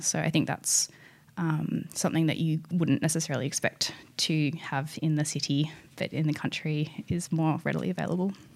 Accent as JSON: {"language": "English", "area": "East Gippsland", "region": "Victoria", "country": "Australia", "tie": "born or raised there", "also_born_or_lived": "Paris, France / Vancouver, Canada", "moved": "as an adult", "said": "this is my hometown, and you know, I'm I know the area."}